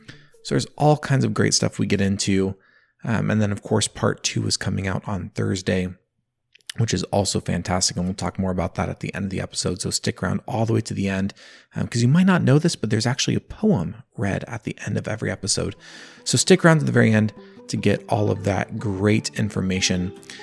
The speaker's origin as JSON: {"language": "English", "region": "California", "country": "United States", "said": "I'm a fourth-generation California farmer, farming walnuts on fertile Concow land along the edge of the Feather River."}